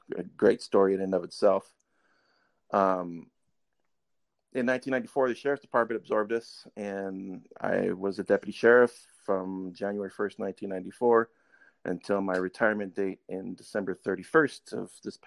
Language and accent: English; El Monte, California, United States; also born or lived in Los Angeles; El Monte in 72. Oh. And then went to high school in El Monte, went to Arroyo High School